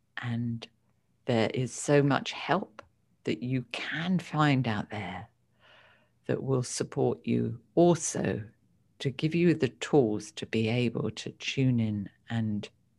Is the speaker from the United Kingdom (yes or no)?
yes; United Kingdom; I only grew up with a mother. My father died when I was two. And I've got two older brothers, and I grew up in the United Kingdom.